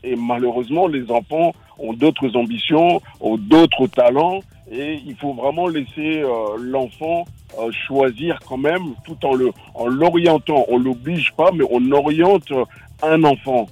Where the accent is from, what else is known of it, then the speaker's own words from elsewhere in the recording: Bondy, Île-de-France, France; j'ai grandi à Bondy